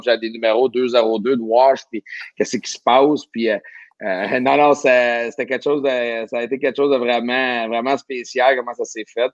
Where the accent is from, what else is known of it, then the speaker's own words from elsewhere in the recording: Quebec, Canada; en tant que Québécois